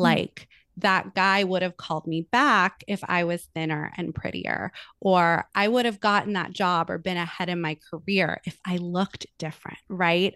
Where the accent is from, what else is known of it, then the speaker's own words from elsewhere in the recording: Los Angeles, California, United States; I am born and raised in Los Angeles, California. I'm still here